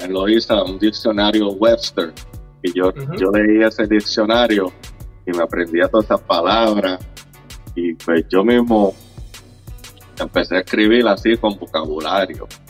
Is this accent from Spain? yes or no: no; Loíza, Puerto Rico; now in Orlando, United States; yo soy de Loíza, yo soy del barrio Las Cuevas. Yo nací, nací, me crié en Loíza